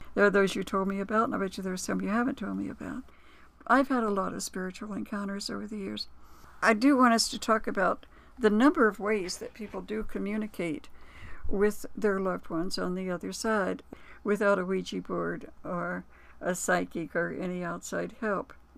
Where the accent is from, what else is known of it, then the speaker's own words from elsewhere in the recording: Florida, United States; I'm from Florida